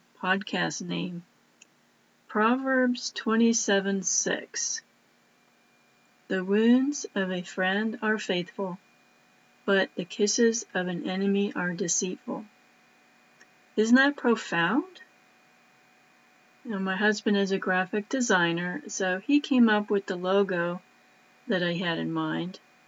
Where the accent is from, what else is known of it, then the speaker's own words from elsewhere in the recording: East Coast, United States; I'm originally from the East Coast.